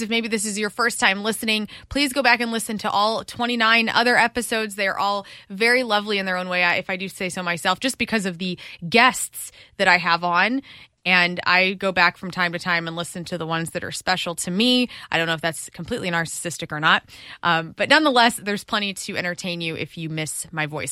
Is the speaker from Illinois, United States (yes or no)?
yes; Columbia, Illinois, United States; now in Missouri, United States; I'm from Illinois